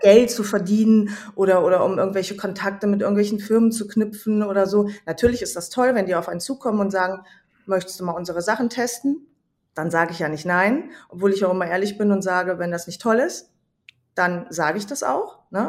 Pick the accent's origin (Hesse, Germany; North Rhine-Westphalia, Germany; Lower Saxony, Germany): Hesse, Germany; ich komme aus Hessen. Ich wohne in einer Kleinstadt in der Nähe von Kassel